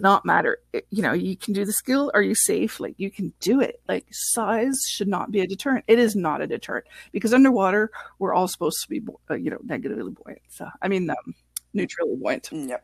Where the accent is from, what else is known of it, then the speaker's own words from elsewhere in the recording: Canada; first language French; English is a second language; I'm French Canadian and English is my second language